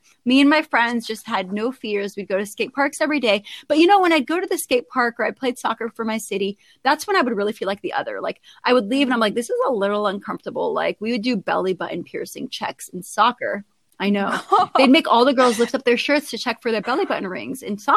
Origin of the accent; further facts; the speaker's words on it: Southern California, United States; I was born in Southern California, as I noted, one of six as an Iraqi American. And I grew up with a very, very, very strong Muslim lead mother